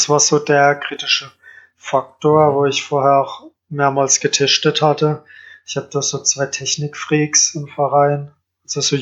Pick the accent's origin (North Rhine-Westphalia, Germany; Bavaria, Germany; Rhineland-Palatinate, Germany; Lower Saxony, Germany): Rhineland-Palatinate, Germany; Kandel; Ja, Kandel.